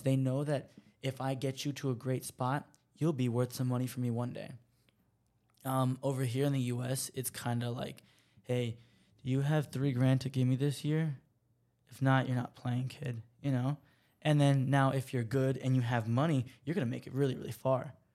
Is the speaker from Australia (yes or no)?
no; United States; I'm an American